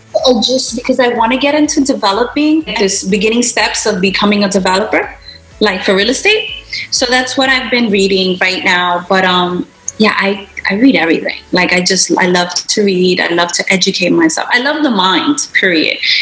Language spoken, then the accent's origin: English; New York City, New York, United States; I'm Puerto Rican of Puerto Rican descent, and I was born and raised in Brooklyn